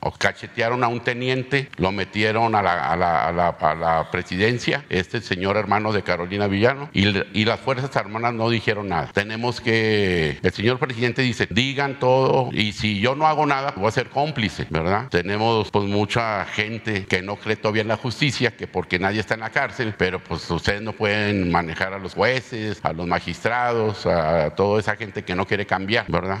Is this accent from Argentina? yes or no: no; Mexico; Todos somos mexicanos